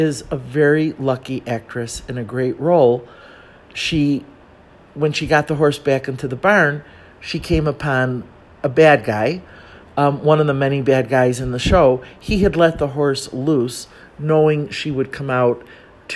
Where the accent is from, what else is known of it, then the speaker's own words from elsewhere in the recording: Chicago, Illinois, United States; moved away as an adult; now in Mexico City, Mexico; I grew up in Chicago